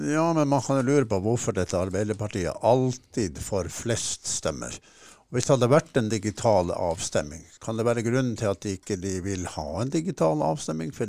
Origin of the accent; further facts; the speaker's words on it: Harstad, Troms, Norway; Min far var aktiv hjemme i Harstad